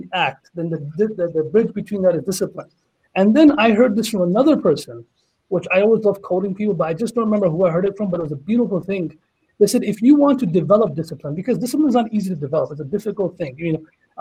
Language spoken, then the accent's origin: English; Canada; I'm also Canadian